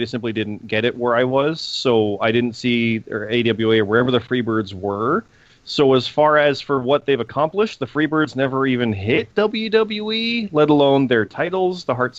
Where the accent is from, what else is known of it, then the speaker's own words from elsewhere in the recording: Canada; I'm Canadian.